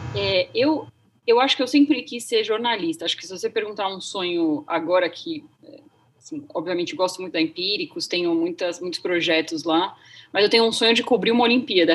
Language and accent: Portuguese; Santos, São Paulo, Brazil; eu sou de Santos